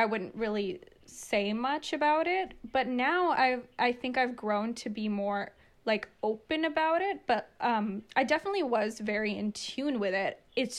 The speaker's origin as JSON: {"language": "English", "country": "India", "tie": "born or raised there", "moved": "yes", "said": "because I was born in India, I speak the language fluently."}